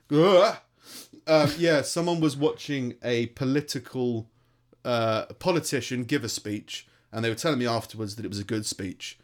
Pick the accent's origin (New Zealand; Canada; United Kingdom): United Kingdom; London; accent: London; now in Stoke, United Kingdom